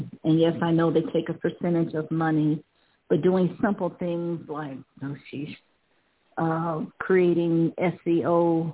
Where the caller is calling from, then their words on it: Ohio, United States; Calling from Ohio.